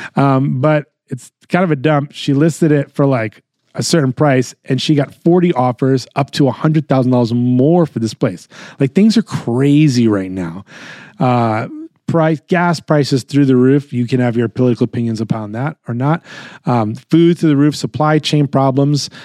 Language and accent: English; New York, United States; I am born and raised in New York. Uh, in my core, I'm a New Yorker.